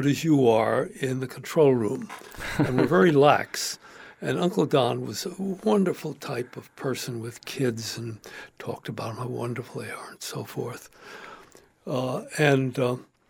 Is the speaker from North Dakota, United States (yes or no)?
no; New York, United States; I grew up in New York